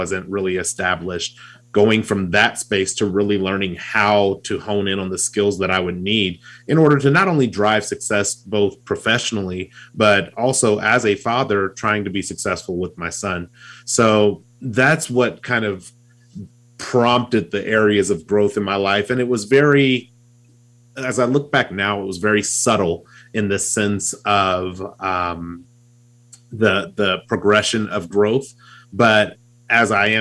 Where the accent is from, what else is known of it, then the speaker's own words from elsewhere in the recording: California, United States; now in Utah, United States; I live in Utah, but I grew up in California